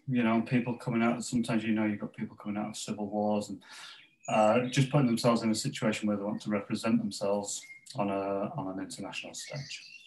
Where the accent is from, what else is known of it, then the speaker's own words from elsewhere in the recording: Pontefract, Yorkshire and the Humber, United Kingdom; where I grew up in West Yorkshire in Pontefract in West Yorkshire